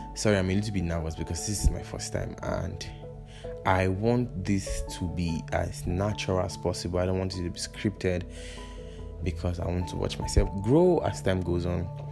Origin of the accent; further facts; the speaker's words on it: Kaduna, Kaduna State, Nigeria; also born or lived in Kwara State; I was born and brought up in Kaduna, and funny enough, I'm also from the North Kwara State to be precise. So I'm a full blown northerner.